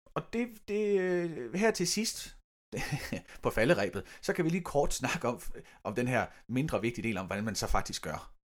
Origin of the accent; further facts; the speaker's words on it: Denmark; vi som danskere